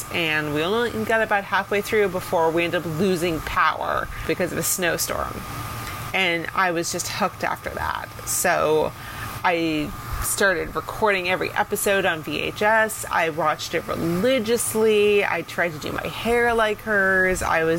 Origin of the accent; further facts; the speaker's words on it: New York, United States; I'm from New York State